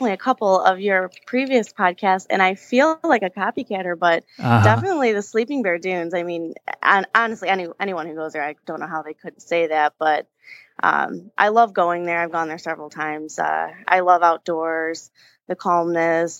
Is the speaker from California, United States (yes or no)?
no; Allen Park, Michigan, United States; I'm from the Downriver area, Allen Park specifically. I graduated from Allen Park.